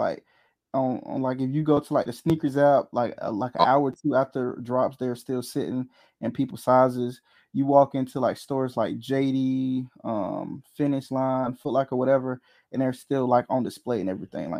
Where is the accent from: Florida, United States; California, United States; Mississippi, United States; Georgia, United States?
Georgia, United States; I am from Georgia.